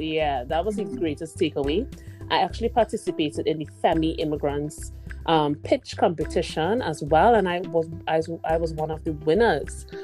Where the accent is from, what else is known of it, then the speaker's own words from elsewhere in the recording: Trinidad & Tobago; moved away as an adult; now in Canada; my home country is Trinidad and Tobago, which is in the Caribbean